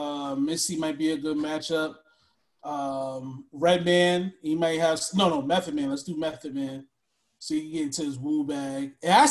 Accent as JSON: {"language": "English", "region": "New York", "country": "United States", "said": "I'm from New York."}